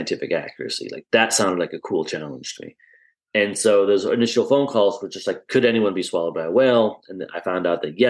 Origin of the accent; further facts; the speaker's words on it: Iowa, United States; I grew up in Iowa, so you can't get much more Midwestern and landlocked than Iowa